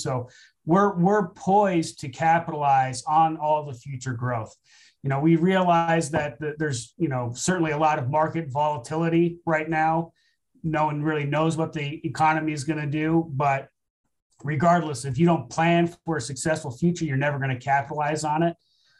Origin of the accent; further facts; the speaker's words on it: Japan; Because I grew up in Japan on a military base, so I had that history with the military and the government.